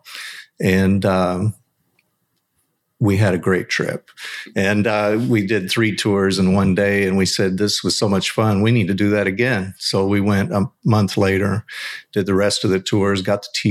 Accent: Kentucky, United States; we're all Kentucky bourbon boys. We're all born and raised here, the whole group.

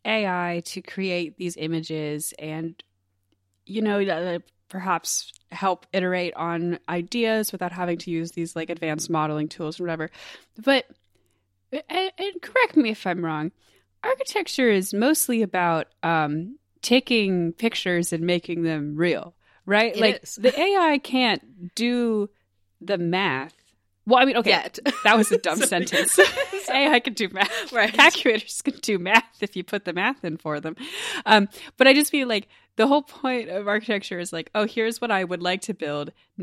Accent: United States; I'm so American. Okay. I'm like, state fairs are part of my culture. Yeah, they're in my blood.

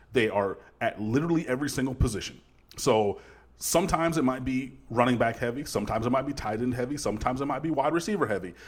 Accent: Detroit, Michigan, United States; moved away; my hometown of detroit michigan

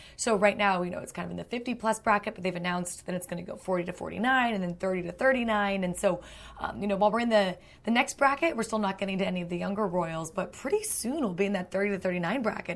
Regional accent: United States; as an American

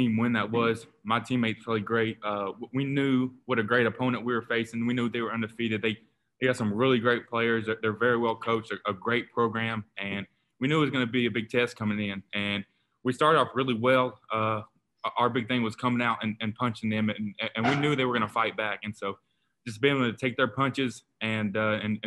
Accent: Kingsport, Tennessee, United States; my hometown a small hometown in East Tennessee called Kingsport, and Kingsport really means a lot to me. It's my hometown where I was born and raised

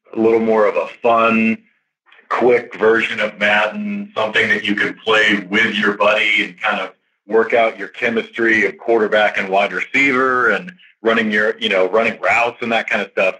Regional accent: South Texas, United States; growing up in South Texas

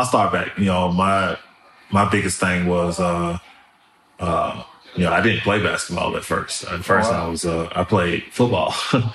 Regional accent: Memphis, Tennessee, United States; also born or lived in New Orleans, Louisiana; me growing up in South Memphis is, it's one of the best things that could have happened to me. I moved there from New Orleans, Louisiana

